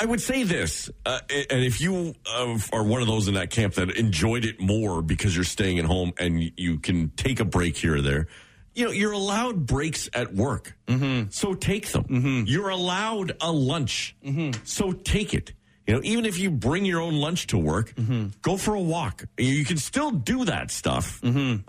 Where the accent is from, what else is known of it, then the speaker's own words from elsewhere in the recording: Oshawa, Ontario, Canada; I grew up in Oshawa, so there's a very heavy union mentality